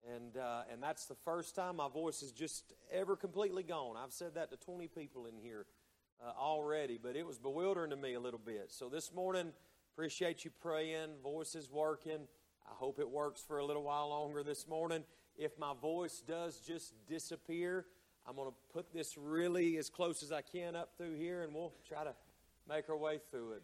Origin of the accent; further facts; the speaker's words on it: Hayesville, North Carolina, United States; moved away; the church that I was raised in up in Hayesville, North Carolina